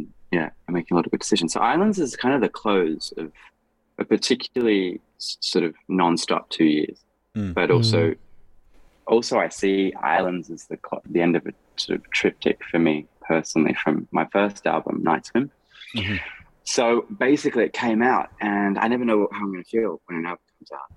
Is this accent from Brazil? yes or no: no; Australia; I'm a singer from Australia